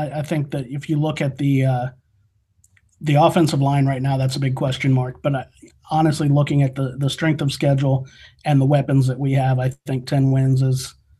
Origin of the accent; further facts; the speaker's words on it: West Palm Beach, Florida, United States; also born or lived in Gainesville, Florida; Man, I've grown up being a Gator my entire life. Born and raised in West Palm and lived in Gainesville for a while.